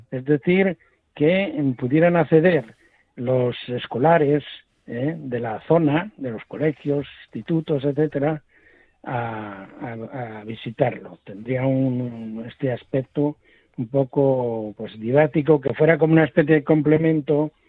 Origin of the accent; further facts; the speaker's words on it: Buenavista de Valdavia, Castile and León, Spain; como mi idea había sido hacerlo en mi, en mi pueblo, Buenavista de Valdavia, lo que pasa es que allí pues, no pudo ser